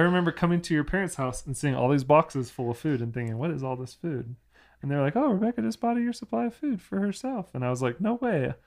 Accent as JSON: {"language": "English", "town": "Orlando", "region": "Florida", "country": "United States", "tie": "born or raised there", "moved": "yes", "said": "people that I grew up with in Orlando at, at church"}